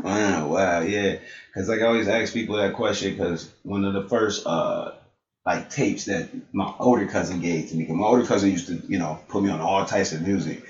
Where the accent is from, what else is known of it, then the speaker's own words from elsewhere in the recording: Buffalo, New York, United States; I grew up in like the Perrys and the mm-hmm. Langfield